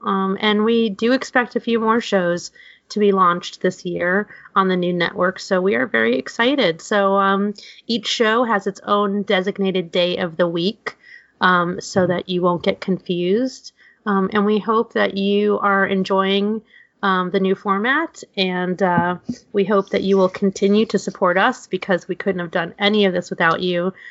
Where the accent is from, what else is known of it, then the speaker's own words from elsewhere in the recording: New York City, New York, United States; growing up in New York City, my grandmother was obsessed with egg cream sodas